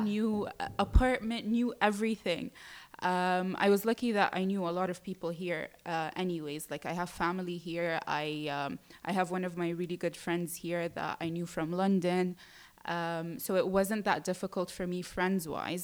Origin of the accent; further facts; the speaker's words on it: Jeddah, Makkah Province, Saudi Arabia; moved away as an adult; also born or lived in United Kingdom; now in Dubai, United Arab Emirates; I was born and raised in Saudi Arabia, mm-hmm. in Jeddah, and I stayed there up until I was 18